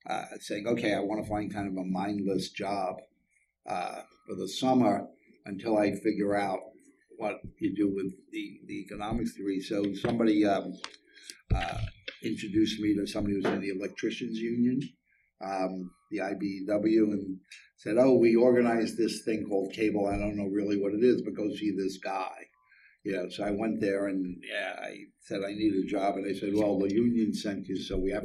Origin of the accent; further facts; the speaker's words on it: New York City, New York, United States; I grew up in Coney Island